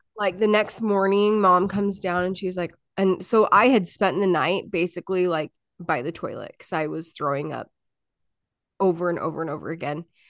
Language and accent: English; Utah, United States; moved away; I grew up in Utah.